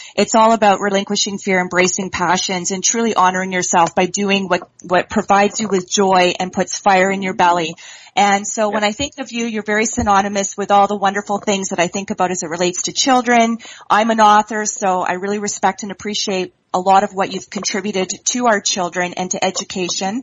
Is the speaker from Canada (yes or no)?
yes; Canada; being from uh, Canada myself, although I'm in the province of Ontario